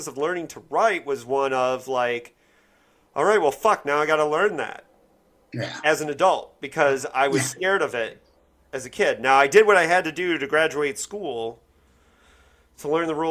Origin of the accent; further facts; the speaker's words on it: Bloomington, Indiana, United States; I was growing up in Bloomington, Indiana